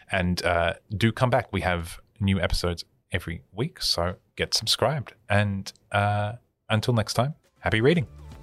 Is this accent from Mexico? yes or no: no; Australia; as an Australian who lives in this culture